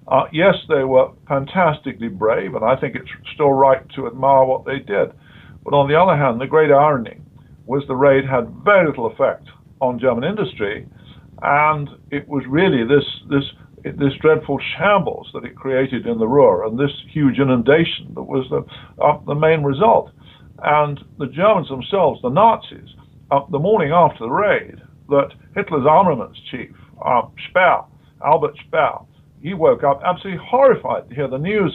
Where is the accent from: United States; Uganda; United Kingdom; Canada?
United Kingdom